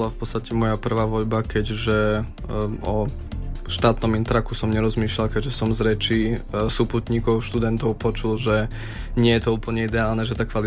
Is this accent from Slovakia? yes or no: yes; Poprad, Prešov Region, Slovakia; moved away as an adult; now in Bratislava, Slovakia; Ja pochádzam z Potatier, z Popradu